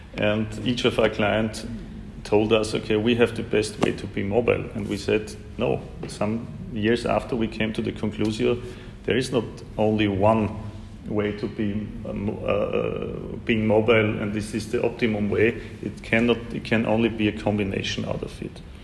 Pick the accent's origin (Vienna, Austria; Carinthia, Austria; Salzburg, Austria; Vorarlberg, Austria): Vienna, Austria; Vienna, my hometown